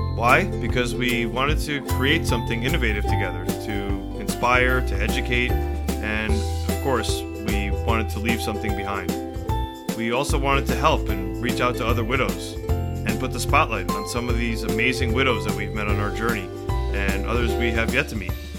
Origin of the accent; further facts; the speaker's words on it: Rockland County, New York, United States; moved away as an adult; also born or lived in Manhattan / Bergen County, New Jersey; now in Morris County, New Jersey, United States; I grew up in Rockland County, New York.